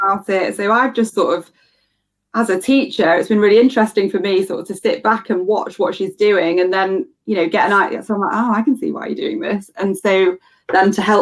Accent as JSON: {"language": "English", "country": "United Kingdom", "said": "I'm obviously British"}